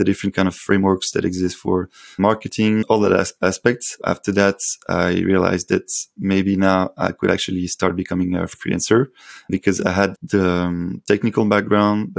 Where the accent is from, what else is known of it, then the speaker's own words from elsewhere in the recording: Paris, Île-de-France, France; calling from Paris, actually. It's my hometown.